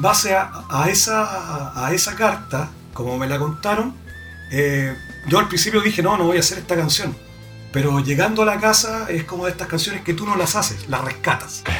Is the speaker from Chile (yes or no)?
yes; Chile; Chile, somos chilenos